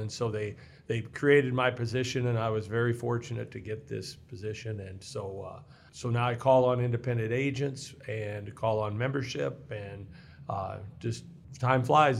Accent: Mexico, Missouri, United States; moved away as an adult; also born or lived in Hannibal, Missouri; now in Iowa, United States; I was born in Hannibal, Missouri and grew up in Mexico, Missouri and, uh, spent my childhood there

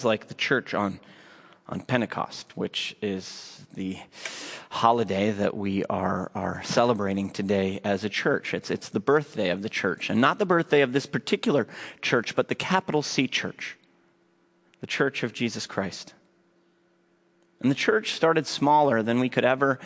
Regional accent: Minneapolis, Minnesota, United States; I was born here, like my father before me, and his father before him. I grew up here in South Minneapolis

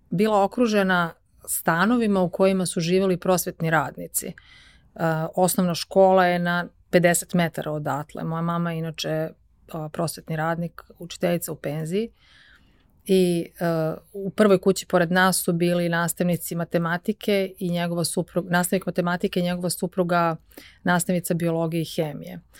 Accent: Rogačica, Zlatibor District, Serbia; also born or lived in Užice / United States; now in Belgrade, Serbia; ja sam rođena u Rogačici, odnosno rođena sam u Užicu, zato što u Rogačici ili u Bajnoj bašti ne postoji porodilište. Uh, A, odasla sam u Rogačici, to je jedno malo mesto na reci Drini kod Bajne bašte.

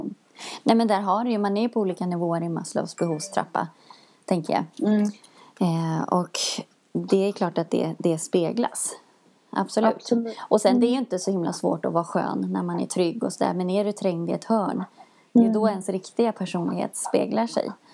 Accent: Sweden; vi i Sverige

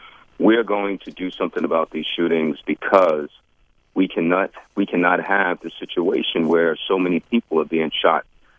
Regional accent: New York City, New York, United States; What we're finding is that when I grew up in New York City back in the day, you had gangs, but they weren't like the gangs now.

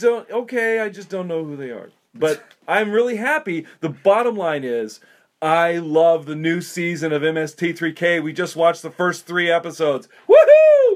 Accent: South Dakota, United States; I grew up in South Dakota

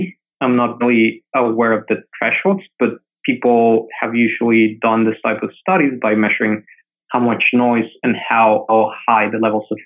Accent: Mexico City, Mexico; moved away; I'm from Mexico City originally

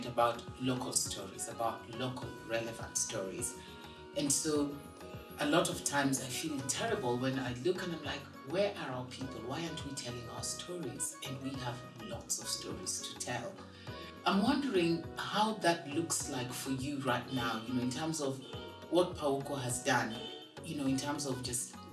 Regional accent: Kenya; I am Kenyan

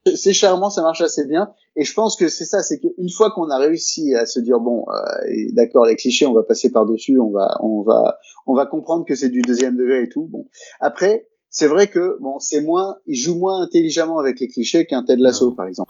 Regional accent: France; moved away; quand on est français

